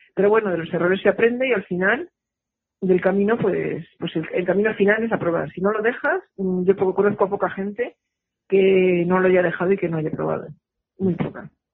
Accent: Madrid, Community of Madrid, Spain; moved away as an adult; now in Girona, Spain; soy madrileña

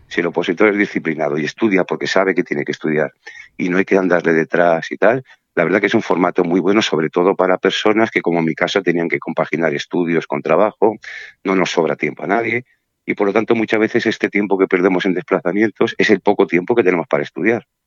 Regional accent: Burgos, Castile and León, Spain; moved away as an adult; also born or lived in Mallorca; now in Palma, Spain; yo soy de Burgos y me tuve que venir en el año 93, el 4 de enero del 93, que fue la fecha en que tomé posesión en plenas Navidades, solo a Mallorca

